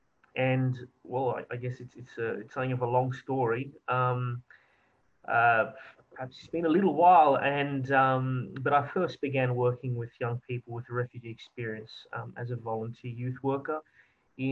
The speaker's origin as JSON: {"language": "English", "country": "Australia", "also_born_or_lived": "France / Belgium"}